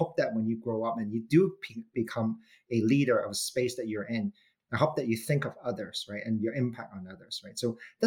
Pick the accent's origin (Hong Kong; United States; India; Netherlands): Hong Kong; I'm the good boy from Hong Kong, meaning, you know, so born and raised in Hong Kong